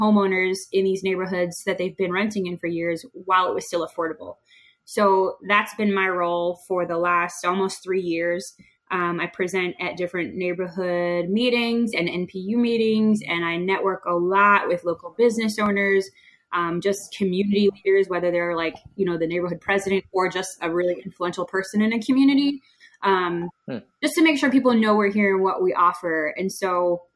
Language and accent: English; Boston, Massachusetts, United States; moved away as an adult; now in Atlanta, United States; I'm originally from Boston, but I have been here in Atlanta for 11 years.